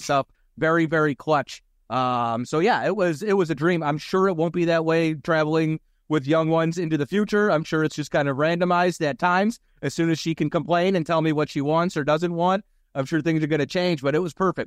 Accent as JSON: {"language": "English", "town": "Philadelphia", "region": "Pennsylvania", "country": "United States", "tie": "born or raised there", "moved": "yes"}